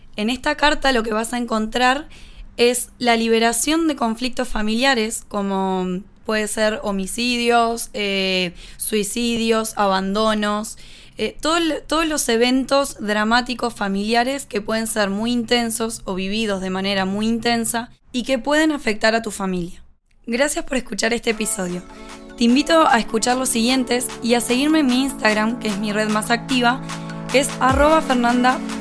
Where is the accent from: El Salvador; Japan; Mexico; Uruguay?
Uruguay; Soy uruguaya, tengo 28 años